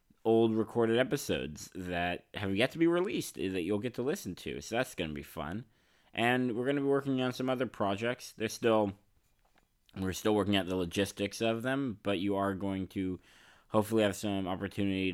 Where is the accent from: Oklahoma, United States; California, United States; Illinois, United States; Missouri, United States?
California, United States; San Francisco; I'm from San Francisco